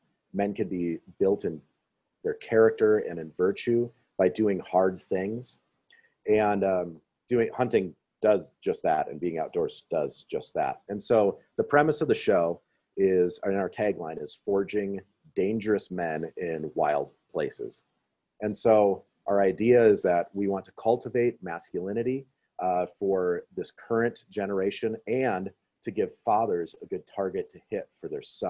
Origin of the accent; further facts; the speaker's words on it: Midwest, United States; So just with my experiences growing up in the Midwest